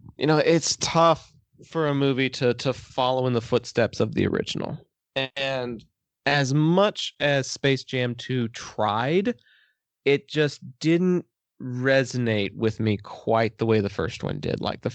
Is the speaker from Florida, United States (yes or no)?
no; Texas, United States; I'm from Texas.